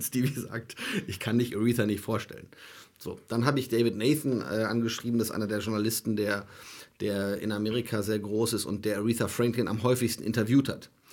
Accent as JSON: {"language": "German", "country": "Germany", "said": "ich komme aus Deutschland"}